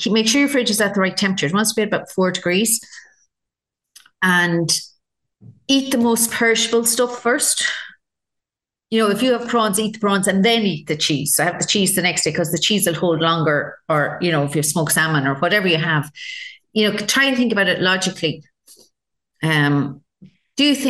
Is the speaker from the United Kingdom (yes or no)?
no; Ireland; we're Irish.